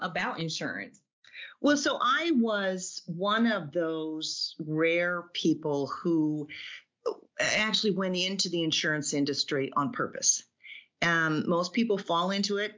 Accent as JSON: {"language": "English", "town": "Iowa City", "region": "Iowa", "country": "United States", "tie": "born or raised there", "said": "I grew up in Iowa City"}